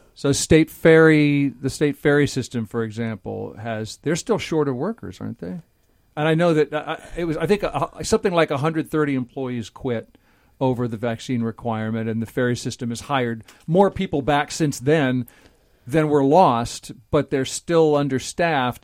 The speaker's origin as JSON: {"language": "English", "region": "Nebraska", "country": "United States", "tie": "born or raised there", "moved": "yes", "lives_now": "Washington, United States", "said": "I grew up in Nebraska"}